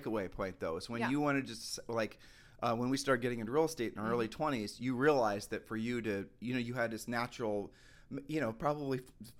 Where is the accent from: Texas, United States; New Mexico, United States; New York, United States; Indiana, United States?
Texas, United States; I'm visiting from Texas. Yeah, I'm here for business.